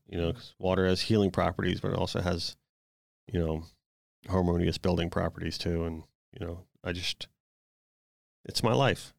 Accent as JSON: {"language": "English", "region": "South Florida", "country": "United States", "tie": "born or raised there", "said": "growing up in South Florida"}